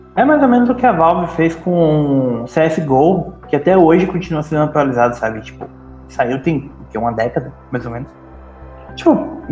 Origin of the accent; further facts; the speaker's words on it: interior of Bahia, Brazil; Aqui na, na minha cidade